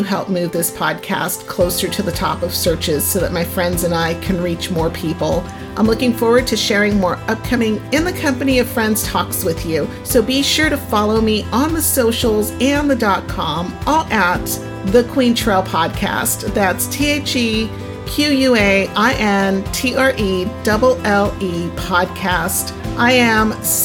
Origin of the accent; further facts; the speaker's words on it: Lomita, California, United States; We finally settled down fairly early on when my parents moved to Lomita, and I consider that my hometown